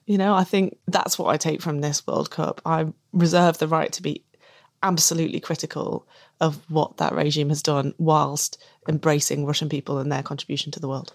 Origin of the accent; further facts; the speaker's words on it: England, United Kingdom; I'm English